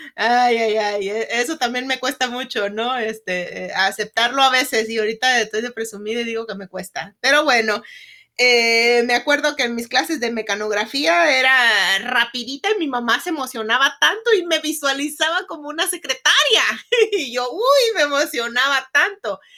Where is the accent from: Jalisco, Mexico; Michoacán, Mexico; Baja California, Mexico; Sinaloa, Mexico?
Michoacán, Mexico; Lázaro Cárdenas; moved away as an adult; now in United States; Yo soy oriunda de Michoacán, una ciudad que se llama Ciudad Lázaro Cárdenas, Michoacán.